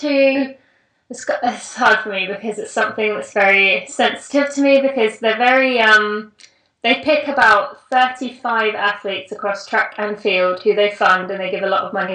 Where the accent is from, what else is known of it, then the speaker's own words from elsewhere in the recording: England, United Kingdom; moved away as an adult; now in United States; I am British, or English, as I like to say. But I do live in the US.